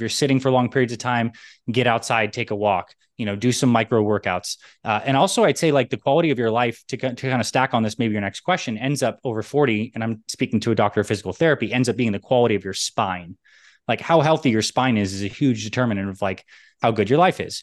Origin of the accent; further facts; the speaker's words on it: New York, United States; also born or lived in Canada; I was born in New York and split my time between New York and Canada